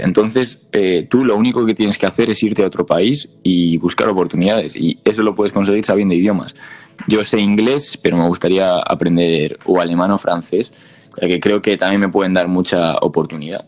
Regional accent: Spain; con diferentes tonos como hablamos los españoles

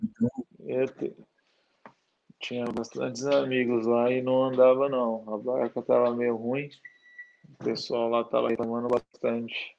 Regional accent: São Paulo, Brazil; moved away as an adult; also born or lived in Santa Catarina; now in Kuala Lumpur, Malaysia; eu nasci em São Paulo

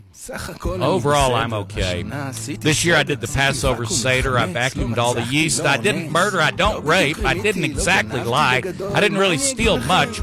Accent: United States; I'm American

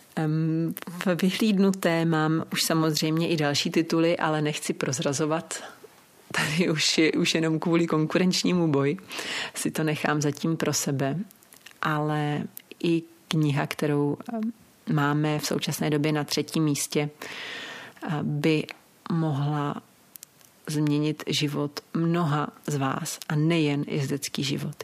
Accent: Czechia; u nás v Čechách

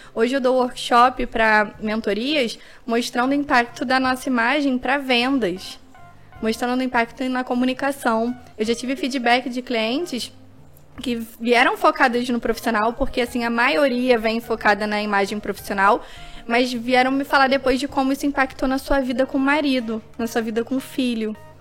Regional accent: Rio de Janeiro, Brazil; sendo carioca

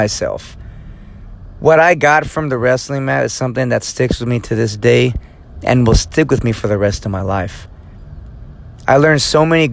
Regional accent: Fresno, California, United States; moved away as an adult; now in Lomita, United States; my hometown of Fresno, California, which is about 4 hours north of here

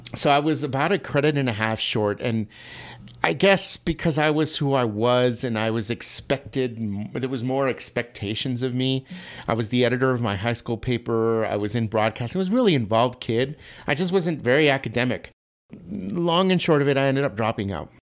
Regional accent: El Paso, Texas, United States; I was born and raised in El Paso, Texas

